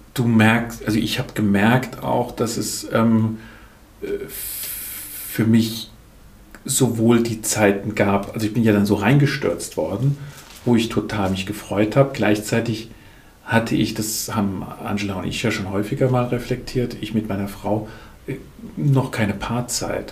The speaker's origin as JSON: {"language": "German", "town": "Lahnstein", "region": "Rhineland-Palatinate", "country": "Germany", "tie": "born or raised there", "lives_now": "Urbar, Germany", "said": "Bin aufgewachsen ursprünglich in Lahnstein, bin da auch in der Großfamilie groß geworden"}